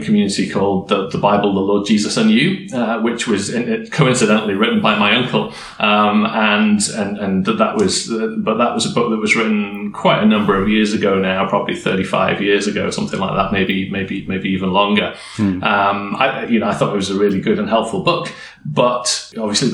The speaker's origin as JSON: {"language": "English", "region": "Yorkshire and the Humber", "country": "United Kingdom", "tie": "born or raised there", "said": "I grew up in Yorkshire in the UK."}